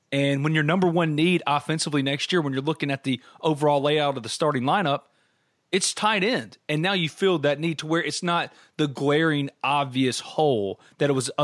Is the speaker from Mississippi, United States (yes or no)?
yes; New Albany, Mississippi, United States; located in New Albany, my hometown